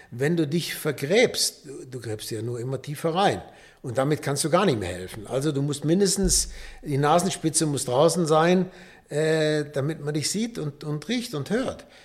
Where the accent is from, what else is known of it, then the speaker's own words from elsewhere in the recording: Rhineland, Germany; Da bin ich Rheinländer.